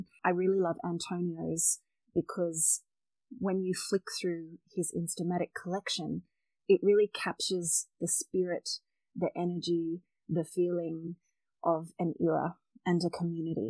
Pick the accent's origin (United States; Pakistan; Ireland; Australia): Australia; Sydney, New South Wales; moved away as an adult; now in Melbourne, Australia; I'm originally from Sydney